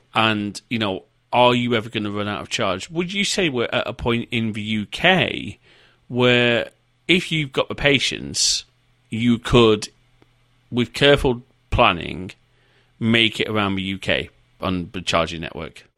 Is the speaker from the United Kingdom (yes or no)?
yes; the north of England, United Kingdom; moved away; I am a Northerner.